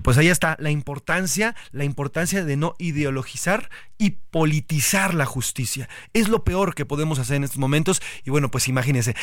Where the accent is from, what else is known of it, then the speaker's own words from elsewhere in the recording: Mexico; como mexicanos